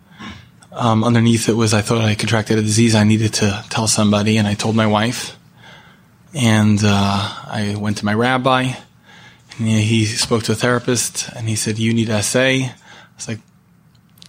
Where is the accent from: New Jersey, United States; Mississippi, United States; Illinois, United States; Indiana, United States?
New Jersey, United States; Edison; now in Los Angeles, United States; I'm from Los Angeles, originally from Edison, New Jersey.